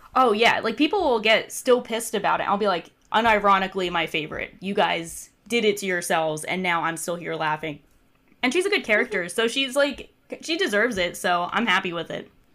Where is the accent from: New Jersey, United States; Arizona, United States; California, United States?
New Jersey, United States; resident of New Jersey